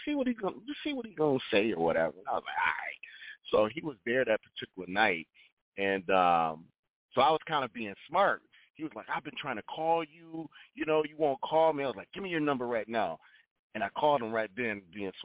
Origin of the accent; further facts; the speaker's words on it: Rochester, New York, United States; now in Atlanta, United States; I'm originally from Rochester, New York, and my sister and I, we used to sing at different churches throughout the city at the age of 5 and 6 years